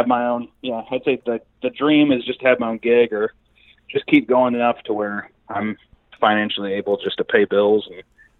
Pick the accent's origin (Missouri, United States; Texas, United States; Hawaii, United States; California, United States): Missouri, United States; Kansas City; Kansas City, Missouri.